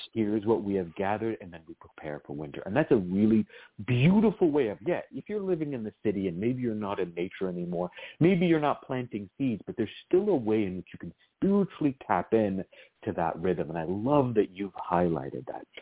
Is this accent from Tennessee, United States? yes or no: no; Virginia, United States; I grew up in Virginia